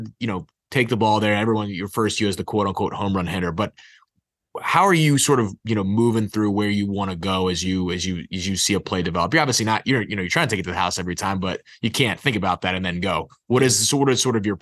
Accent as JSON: {"language": "English", "town": "Baltimore", "region": "Maryland", "country": "United States", "said": "I'm also from Baltimore"}